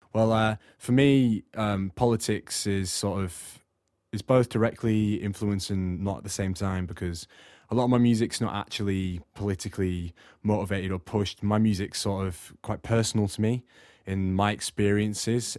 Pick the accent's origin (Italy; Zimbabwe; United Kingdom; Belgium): United Kingdom; Morecambe, North West England; moved away as an adult; also born or lived in Australia; now in South Wales, United Kingdom; I'm originally from Australia, but uh, I lived in the northwest in a seaside, ta- seaside town called Morecambe, for um, the last sort of eight years of my life growing up before I came down to South Wales.